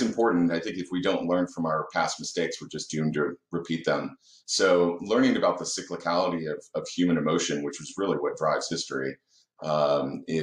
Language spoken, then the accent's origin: English; Dallas, Texas, United States; also born or lived in Indianapolis, Indiana; I was born in Indiana, actually. So I was born in Indianapolis, but we moved down in 89 to Dallas